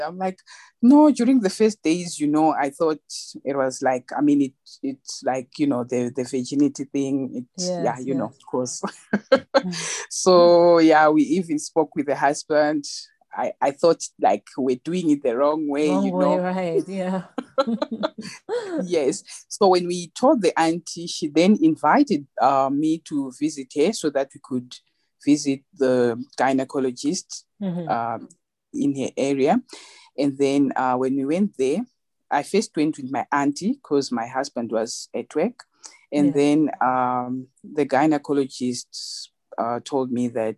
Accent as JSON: {"language": "English", "country": "Zimbabwe", "tie": "born or raised there", "moved": "as an adult", "lives_now": "South Africa", "said": "I was born in Zimbabwe. Mm-hmm. I grew up in Zimbabwe and then I came to South Africa."}